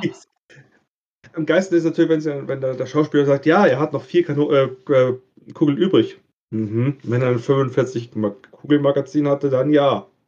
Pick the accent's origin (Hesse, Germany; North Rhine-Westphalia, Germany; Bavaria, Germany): Bavaria, Germany; Ich komme aus Bayern